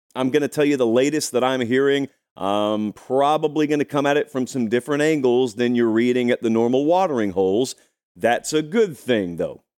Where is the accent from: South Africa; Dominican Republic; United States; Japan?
United States; Georgia; I grew up in Georgia